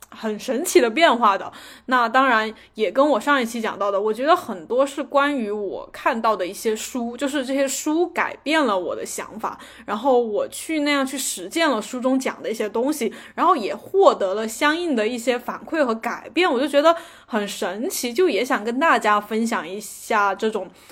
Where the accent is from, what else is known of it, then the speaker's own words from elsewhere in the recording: China; 我们中国人